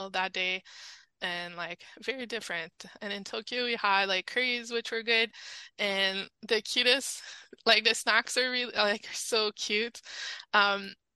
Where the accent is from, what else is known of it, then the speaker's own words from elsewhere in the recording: Canada; accent: French Canadian; my French Canadian accent